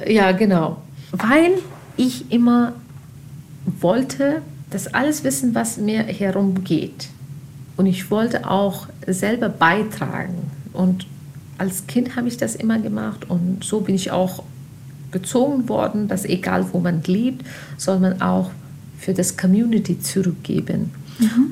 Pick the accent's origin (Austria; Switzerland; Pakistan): Pakistan; German is a second language; moved away as an adult; also born or lived in Afghanistan (ancestry); now in Germany; ich habe nie in Afghanistan gelebt, sondern in Pakistan aufgewachsen und da gelebt und studiert